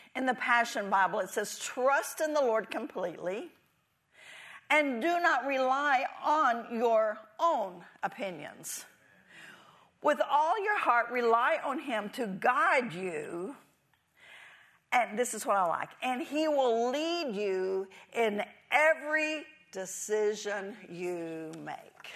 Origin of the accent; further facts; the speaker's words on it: Texas, United States; moved away; I never wanted to leave Texas. I was born and raised in Texas